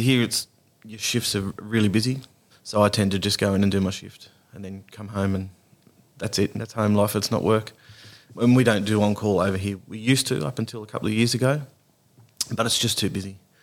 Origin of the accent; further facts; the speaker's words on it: Beaconsfield, Tasmania, Australia; also born or lived in Lightning Ridge; now in Nambucca Valley, Australia; I'm from Tassie.